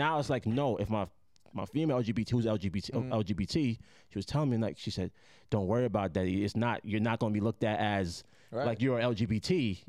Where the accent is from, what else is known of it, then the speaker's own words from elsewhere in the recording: Jamaica; I'm Jamaican.